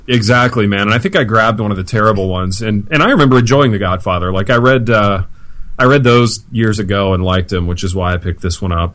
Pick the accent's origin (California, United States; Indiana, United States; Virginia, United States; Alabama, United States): Indiana, United States; Hartford City; moved away; my hometown and how small it is